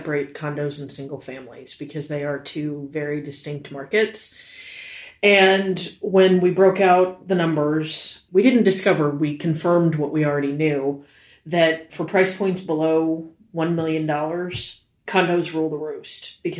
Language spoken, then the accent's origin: English; New York City, New York, United States; born there; I was born in New York City.